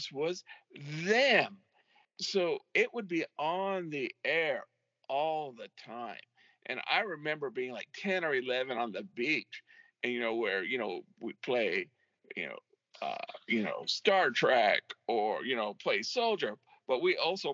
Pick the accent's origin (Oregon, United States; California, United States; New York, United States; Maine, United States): California, United States; Ventura County; I grew up in Ventura County. For those of you who do not know this, this is right above L.A. County